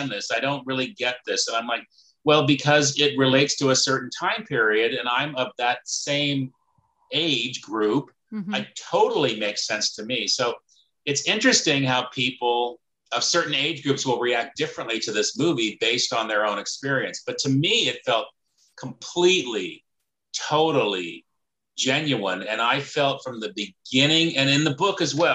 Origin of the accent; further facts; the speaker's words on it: Clovis, California, United States; also born or lived in Fresno, California; I grew up in Fresno